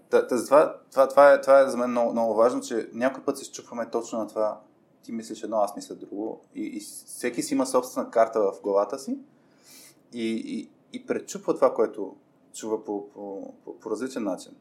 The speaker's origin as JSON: {"language": "Bulgarian", "town": "Burgas", "region": "Burgas Province", "country": "Bulgaria", "tie": "born or raised there", "moved": "as an adult", "lives_now": "Sofia, Bulgaria", "said": "аз съм роден в Бургас, израсъл съм в Бургас и, и чак на, на 18 дойдох в София."}